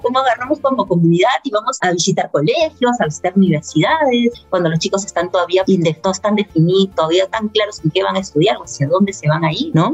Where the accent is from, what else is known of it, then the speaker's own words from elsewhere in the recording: Peru; todos somos peruanos, al final acá todos somos peruanos